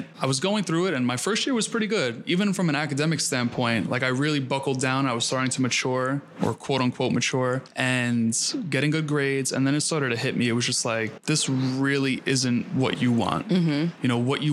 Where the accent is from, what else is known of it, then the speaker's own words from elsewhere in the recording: New York City, New York, United States; I grew up in Queens